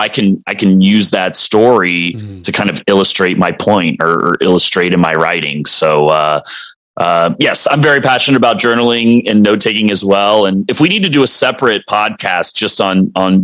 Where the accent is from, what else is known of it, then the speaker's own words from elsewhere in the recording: Dallas, Texas, United States; also born or lived in Colorado; I grew up in Dallas